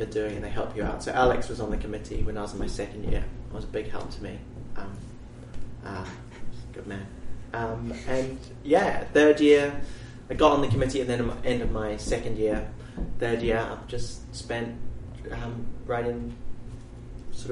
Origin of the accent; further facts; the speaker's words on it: New Zealand; moved away as an adult; now in United Kingdom; I'm from New Zealand